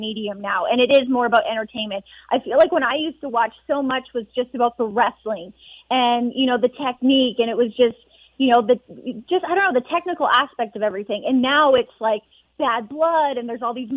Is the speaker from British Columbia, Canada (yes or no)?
no; Edmonton, Alberta, Canada; moved away; being back in Edmonton. This is where I'm from. This is my hometown.